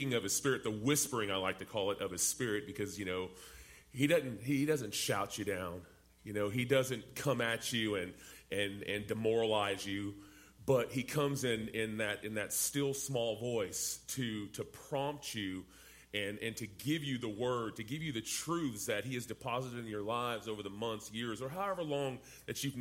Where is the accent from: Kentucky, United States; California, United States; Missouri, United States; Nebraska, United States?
California, United States; San Diego; also born or lived in Dallas, Texas; I grew up in Southern California, in San Diego, in the ghettos of Southern California